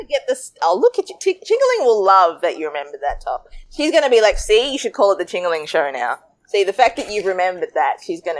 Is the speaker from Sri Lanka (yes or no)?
yes; Sri Lanka; now in Australia; a curry chubby girl growing up in Sri Lanka. Growing up in Australia, moving from Sri Lanka.